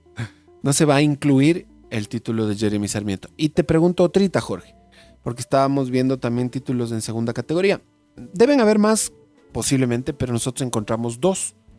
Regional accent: Ecuador; los ecuatorianos nos hicimos hinchas del United por el, por el Valencia

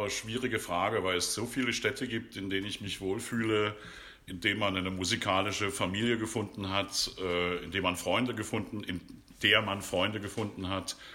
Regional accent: Dresden, Saxony, Germany; accent: Saxon; also born or lived in Berlin / Leipzig; alles, was, was uns Sachsen hier so umgibt

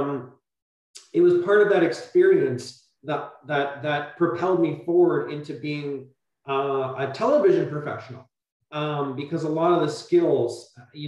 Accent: Burlington, Ontario, Canada; I grew up in Burlington, which is very much of a suburb

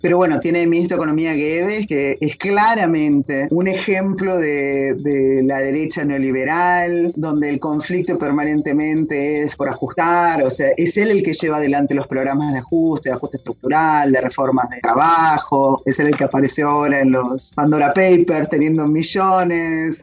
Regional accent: Argentina; moved away as an adult; also born or lived in Italy; now in Rio de Janeiro, Brazil; Soy argentina, vivo en Río de Janeiro, Brasil, hace mm, ya unos seis años, seis años y medio.

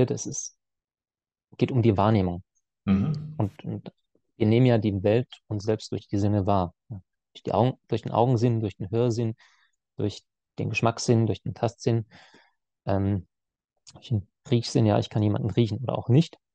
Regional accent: Baden-Württemberg, Germany; Und er wusste, ich komme aus dem Schwabenland, aus der Nähe von Heilbronn. Also ich wohne zwischen Heilbronn und Stuttgart.

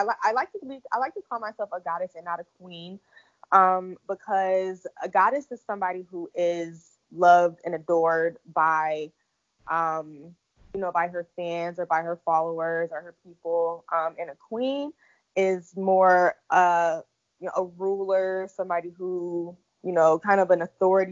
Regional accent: Illinois, United States; moved away as an adult; now in Atlanta, United States; I am originally from Illinois, but 3 years ago I moved to Atlanta

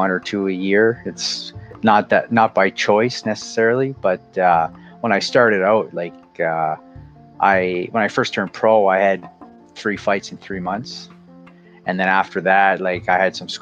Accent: New Brunswick, Canada; now in Prince Edward Island, Canada; I'm originally from New Brunswick, but I live in Prince Edward Island right now.

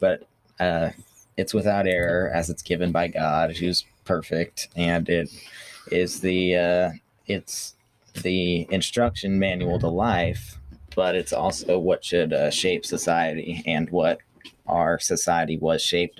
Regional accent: Cocoa Beach, Florida, United States; born there; also born or lived in Illinois / Mississippi / Colorado / California; I was born in Cocoa Beach, Florida.

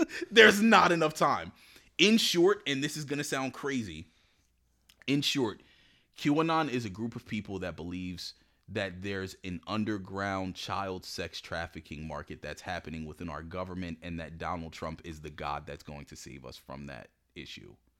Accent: Woodbury, United States; I grew up in Woodbury.

